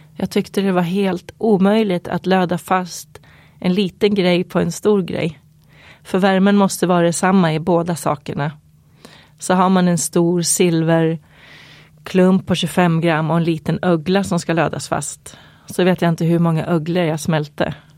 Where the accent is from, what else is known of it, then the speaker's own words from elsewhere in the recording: Eskilstuna, Södermanland, Sweden; i mina krokar i Eskilstuna där jag växte upp.